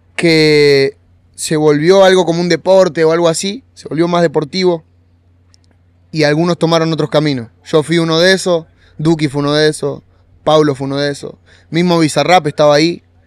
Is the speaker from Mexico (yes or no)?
no; Monte Grande, Buenos Aires Province, Argentina; Montegrande es, es de donde yo nací y bueno, y era un lugar